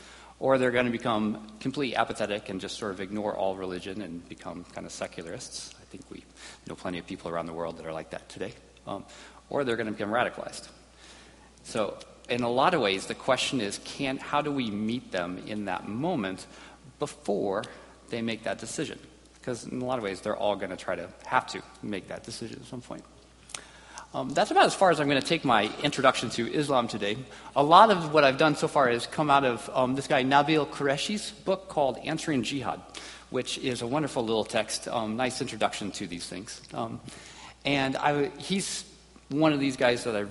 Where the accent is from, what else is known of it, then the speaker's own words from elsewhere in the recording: United States; growing up in America